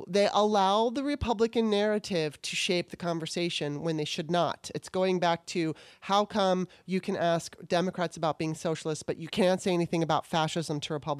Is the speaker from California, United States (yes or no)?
yes; California, United States; I grew up in Southern California.